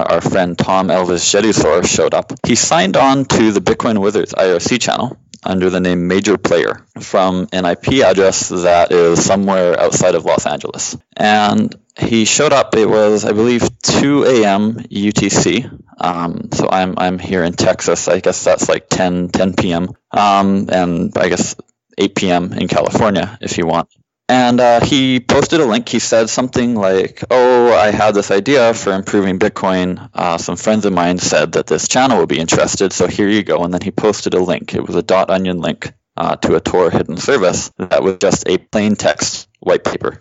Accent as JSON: {"language": "English", "country": "Canada", "tie": "born or raised there", "said": "I grew up in Canada"}